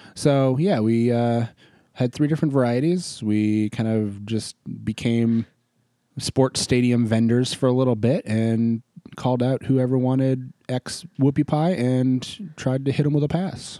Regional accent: Maine, United States; also born or lived in Boston; now in Tennessee, United States; I grew up in Maine

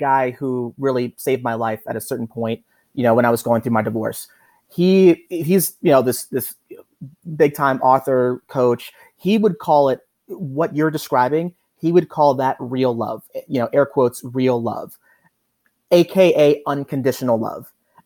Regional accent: Baltimore, Maryland, United States; growing up there

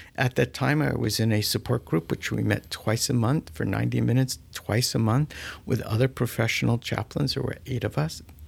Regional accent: South Florida, United States; I'm a native of South Florida

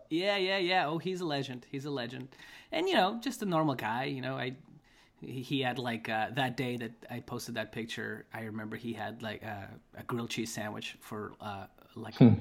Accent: Russia; moved away; also born or lived in Chicago, United States; I'm from Russia.

